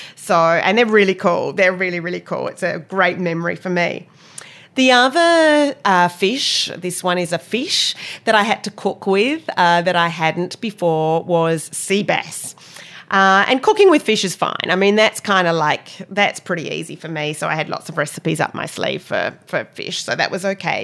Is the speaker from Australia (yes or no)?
yes; Perth, Western Australia, Australia; moved away as an adult; also born or lived in London, United Kingdom / Cape Cod, United States; now in New Zealand; growing up in Australia